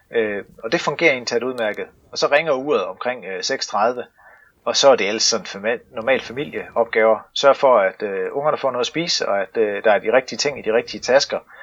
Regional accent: Stauning, Central Denmark Region, Denmark; ude i Stavning, hvor jeg kommer fra

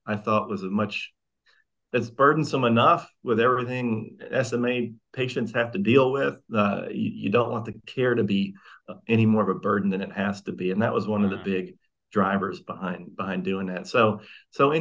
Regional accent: Mississippi, United States; moved away as an adult; also born or lived in North Carolina; now in Hillsborough, United States; I'm from Mississippi

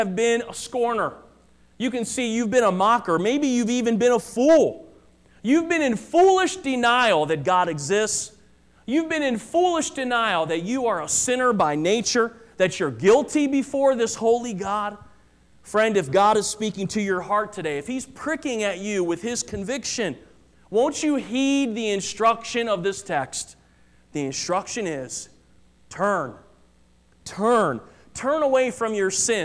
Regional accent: United States; as an American

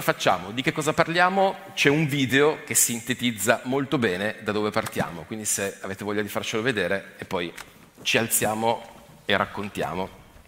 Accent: Turin, Piedmont, Italy; also born or lived in Asti; now in Monferrato, Italy; sono di Torino

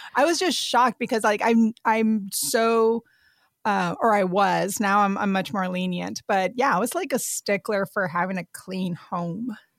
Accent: South Texas, United States; moved away as an adult; I grew up in South Texas and like right by the border of Mexico.

